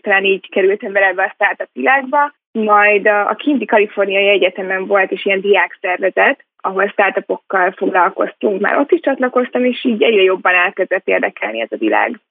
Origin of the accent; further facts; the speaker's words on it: Hungary; also born or lived in Munich / Los Angeles; már gyerekkoromban itthon Magyarországon egy amerikai iskolába jártam